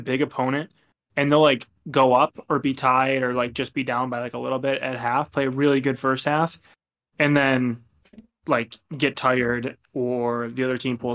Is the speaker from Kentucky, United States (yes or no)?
no; Buffalo, New York, United States; I'm from Buffalo